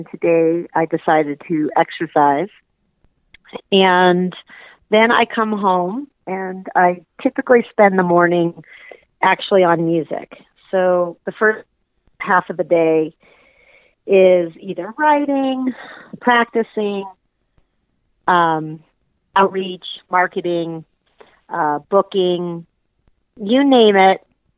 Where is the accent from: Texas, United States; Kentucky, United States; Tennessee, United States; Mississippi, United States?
Kentucky, United States; Louisville; now in Seattle, United States; I was raised in Louisville, Kentucky, so I'm from the Midwest. I have lived there for most of my life, and 7 years ago, I moved out to the Pacific Northwest, and I reside in Seattle